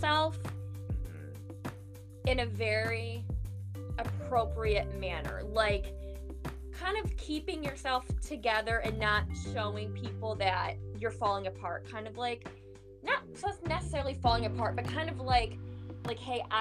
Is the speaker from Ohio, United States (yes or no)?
yes; Cleveland, Ohio, United States; I'm from Cleveland